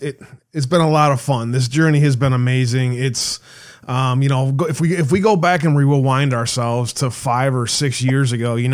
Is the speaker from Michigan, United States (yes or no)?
yes; Michigan, United States; moved away; I grew up, I was born in Michigan. I have a lot of love and I have a lot of family that is still in Michigan.